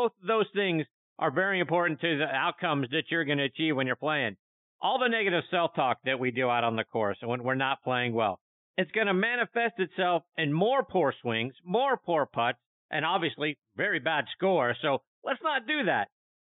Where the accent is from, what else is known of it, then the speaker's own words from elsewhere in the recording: Pittsburgh, Pennsylvania, United States; The Field Club, as it's known in my hometown of Pittsburgh, is located not far from downtown.